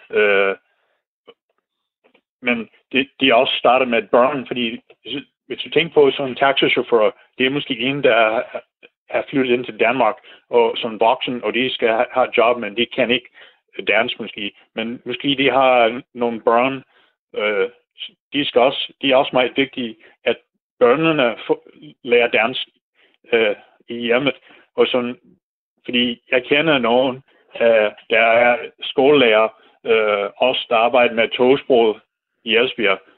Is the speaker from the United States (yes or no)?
yes; United States; Danish is a second language; moved away as an adult; now in Denmark; jeg er amerikaner. Men det, jeg, jeg er meget god til dansk, synes jeg selv, sproglig, men øh, skriftlig er det sådan lidt mere svært